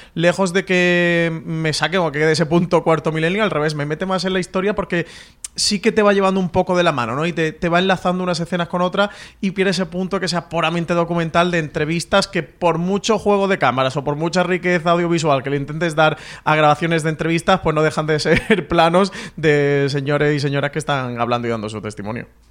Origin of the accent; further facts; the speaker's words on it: Andalusia, Spain; yo, como buen andaluz